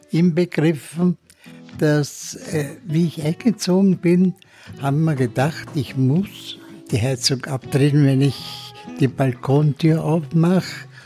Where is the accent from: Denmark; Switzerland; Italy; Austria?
Austria; Im Faber, die es bei uns in Österreich gibt